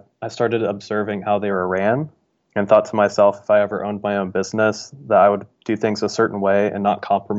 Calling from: Dayton, Ohio, United States; I'm calling from Dayton, Ohio.

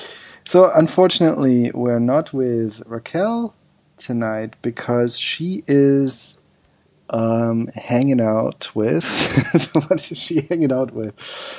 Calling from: Thailand; Yeah, I'm calling in from Thailand.

